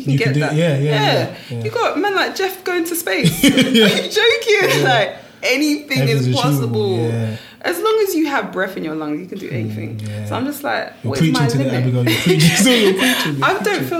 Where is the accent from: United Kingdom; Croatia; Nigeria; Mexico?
Nigeria; I'm a Nigerian girl studying an art subject.